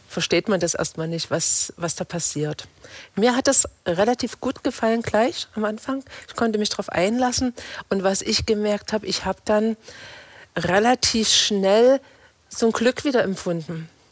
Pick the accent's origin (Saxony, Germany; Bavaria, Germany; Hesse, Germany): Saxony, Germany; Torgau; moved away as an adult; now in Reutlingen, Germany; Ich bin in Torgau in, in Sachsen geboren.